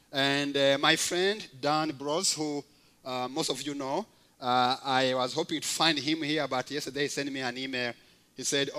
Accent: Rwanda; moved away as an adult; also born or lived in Kenya; I was born and raised up in Rwanda. I grew up in a community where actually I did not know Christ until I was 17 years old through a missionary who came to the village.

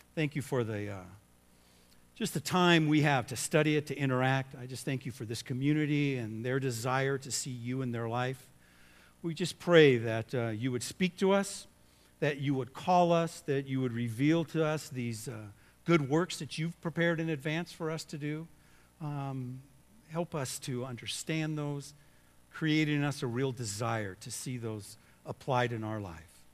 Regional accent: Southern California, United States; I grew up in Southern California

